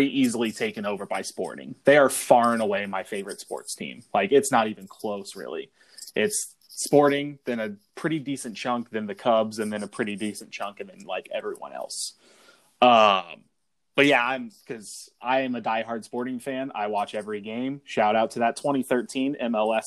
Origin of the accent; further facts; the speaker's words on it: Wichita, Kansas, United States; growing up in Wichita, Kansas area, not a lot of soccer going on